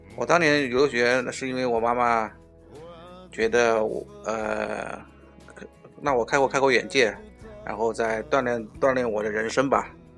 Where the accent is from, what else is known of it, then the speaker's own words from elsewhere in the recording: China; moved away as an adult; 我们中国人